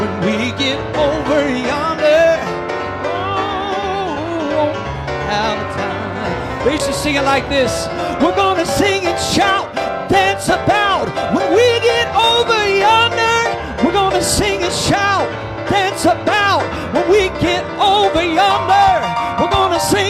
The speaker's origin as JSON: {"language": "English", "area": "Jackson County", "region": "Southeast Ohio", "country": "United States", "tie": "born or raised there", "also_born_or_lived": "Columbus, Ohio", "accent": "Southern Ohio", "moved": "as an adult", "lives_now": "Licking County, United States", "said": "I'm from Southeast Ohio."}